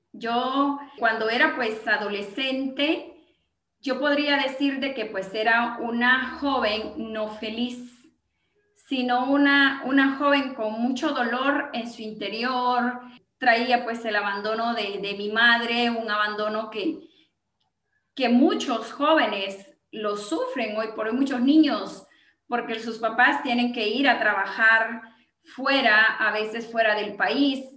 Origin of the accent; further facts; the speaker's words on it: Gualán, Zacapa, Guatemala; yo soy de Gualán, Zacapa, Guatemala